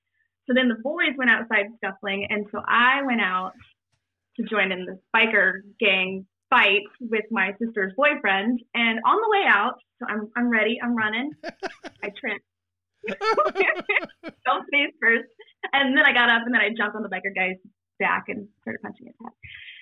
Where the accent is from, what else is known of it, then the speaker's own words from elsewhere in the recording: Galloway, Ohio, United States; So I grew up in Galloway, Ohio, in the Hole in the Wall